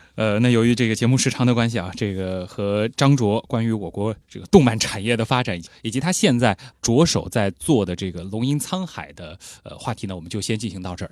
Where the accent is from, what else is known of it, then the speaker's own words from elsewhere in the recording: China; 我们中国人